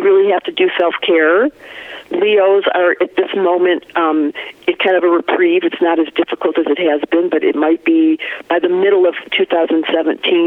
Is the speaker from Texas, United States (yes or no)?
no; Detroit, Michigan, United States; accent: Michigan flat thing; also born or lived in Vancouver, Canada / Hawaii; now in Colorado, United States; I grew up in Detroit